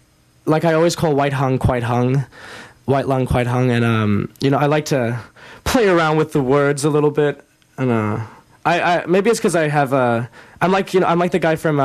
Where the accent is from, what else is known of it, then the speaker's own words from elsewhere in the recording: South Africa; moved away; when I was growing up in South Africa